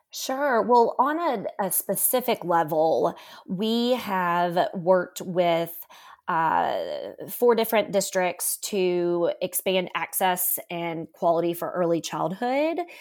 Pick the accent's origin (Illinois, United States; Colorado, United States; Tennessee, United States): Tennessee, United States; Memphis; I currently live in, in my hometown where I grew up, which is Memphis, Tennessee